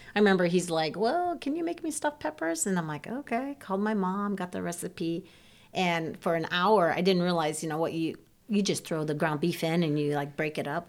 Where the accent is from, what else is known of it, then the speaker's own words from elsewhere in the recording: Ohio, United States; first language Serbian; English is a second language; I grew up in Ohio